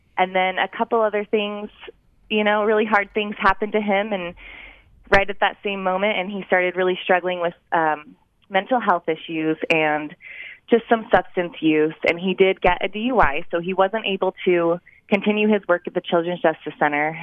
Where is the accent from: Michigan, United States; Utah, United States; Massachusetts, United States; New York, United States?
Utah, United States; Cache Valley; I am from Cache Valley